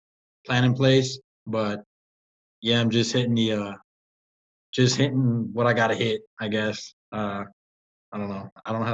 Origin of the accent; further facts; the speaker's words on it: Laredo, Texas, United States; moved away as an adult; now in Yucca Valley, United States; So I'm from Laredo, Texas. It's a city on the border.